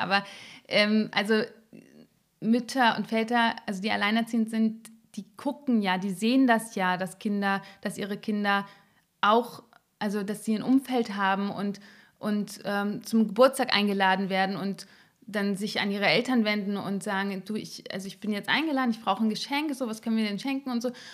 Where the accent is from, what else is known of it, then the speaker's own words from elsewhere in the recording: Berlin, Germany; Ich bin in Marzahn aufgewachsen